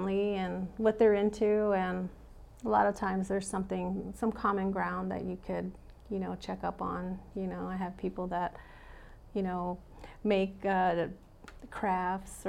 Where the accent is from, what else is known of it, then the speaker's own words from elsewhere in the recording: West Valley, Arizona, United States; I'm born and raised here and fourth generation native here